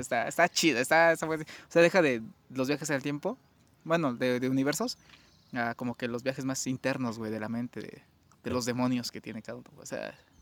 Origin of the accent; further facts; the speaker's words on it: Mexico; somos mexicanos